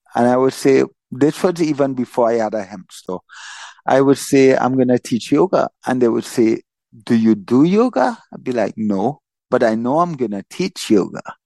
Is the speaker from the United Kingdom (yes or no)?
no; Trinidad & Tobago; also born or lived in Florida; I was born in Trinidad. I've lived in Trinidad my whole life